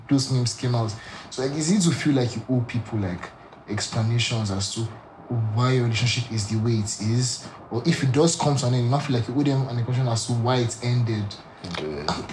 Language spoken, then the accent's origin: English; Nigeria; I can speak for Nigeria because I grew up in Nigeria